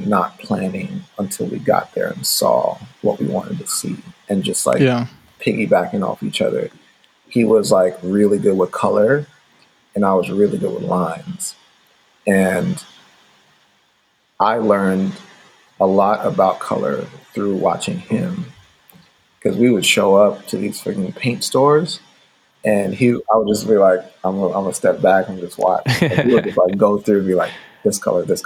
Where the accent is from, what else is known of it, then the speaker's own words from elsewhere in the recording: St. Ann Parish, Saint Ann, Jamaica; moved away; I grew up in Jamaica in my formative years. I was living with my grandfather and my step grandmother in rural Jamaica in like St. Anne Parish. And I was actually born in Jamaica too